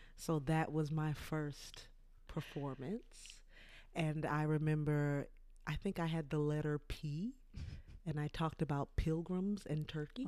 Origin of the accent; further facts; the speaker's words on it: Port Arthur, Texas, United States; moved away; I'm from Port Arthur, Texas.